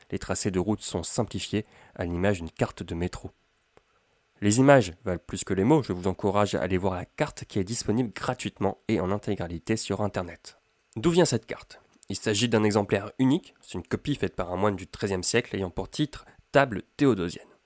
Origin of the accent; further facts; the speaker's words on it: Amiens, Hauts-de-France, France; Je suis originaire d'Amiens, dans la Somme, et je souhaiterais emprunter le cursus publicus pour me rendre à Rome